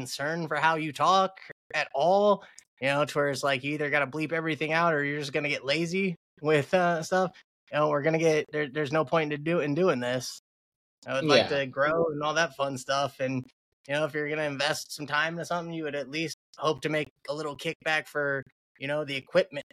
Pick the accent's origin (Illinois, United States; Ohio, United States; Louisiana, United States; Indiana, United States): Indiana, United States; Fort Wayne; I'm from Indiana, Fort Wayne, to be exact